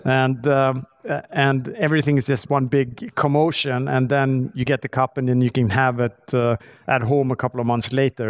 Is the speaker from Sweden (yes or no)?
yes; Stockholm, Stockholm County, Sweden; I grew up in, uh, Stockholm. I'm right outside of Stockholm.